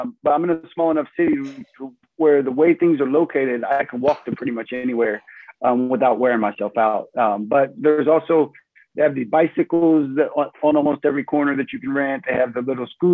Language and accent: English; Indianapolis, Indiana, United States; moved away as an adult; now in Germany; I come from Indianapolis